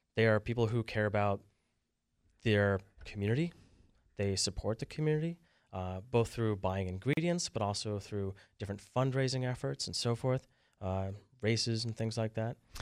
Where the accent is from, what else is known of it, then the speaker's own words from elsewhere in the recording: Vermont, United States; moved away; I'm from Vermont